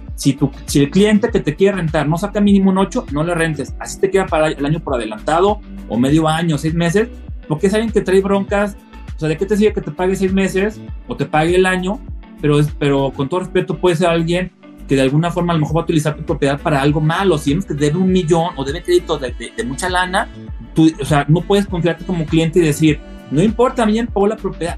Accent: northern Mexico, Mexico; now in Guadalajara, Mexico; como buen norteño nacional

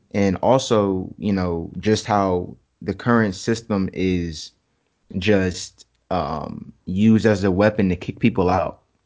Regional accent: Jacksonville, Florida, United States; I'm from Jax. I'm from Jacksonville, Duval.

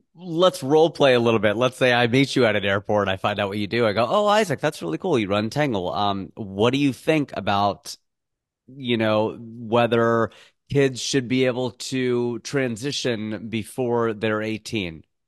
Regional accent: United States; as an American

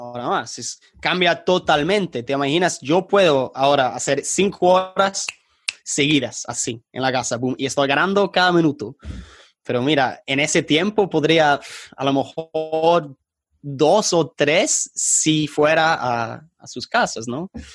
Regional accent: England, United Kingdom; accent: British; first language English; Spanish is a second language; also born or lived in Colombia; mi acento bien británico

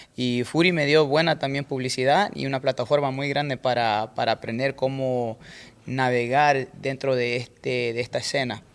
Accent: Manta, Manabí, Ecuador; moved away; Yo soy de Manta, Manta Manaví es como un par de horas de Chones

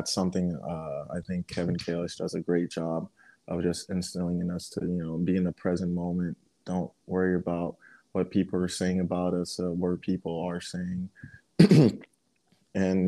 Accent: Nigeria; now in United States; I'm still Nigerian at heart

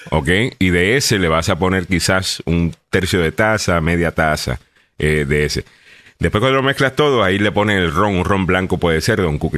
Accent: Honduras; Mis amistades están encantadas con el coquito y todos somos hondureños. Arriba Honduras

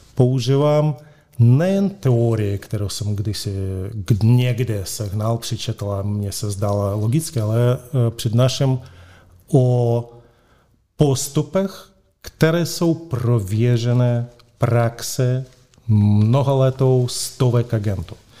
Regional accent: Moscow, Russia; accent: Russian; Czech is a second language; now in Prague, Czechia; sice jsem Španěl, ale s ruským příjmením, eh, rodák z Moskvy, s ruským eh, přízvukem

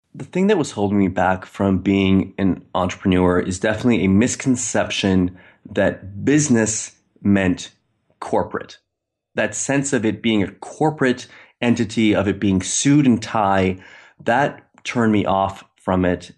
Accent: Maine, United States; moved away as an adult; now in Istanbul, Turkey; I'm from Maine, but I'm in Istanbul

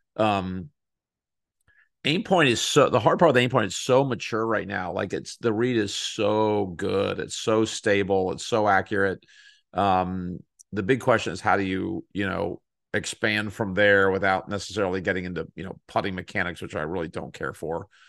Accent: Texas, United States; I grew up in Texas

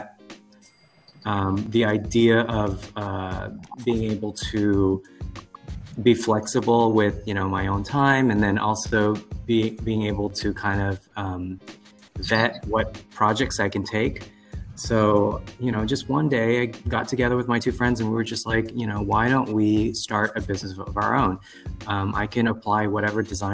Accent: Houston, Texas, United States; we come from Houston, and Houston's just a really, really diverse city to begin with.

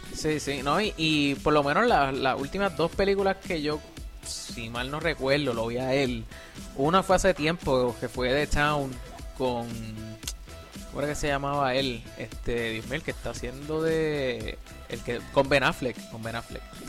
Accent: Puerto Rico; moved away as an adult; also born or lived in Mayagüez, Puerto Rico / San Juan, Puerto Rico; now in United States; yo hasta que me fui de Puerto Rico

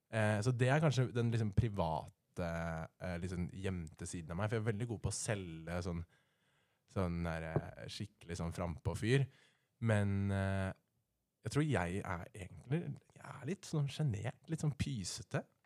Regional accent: Rena, Innlandet, Norway; now in Oslo, Norway; jeg kommer faktisk fra Rena

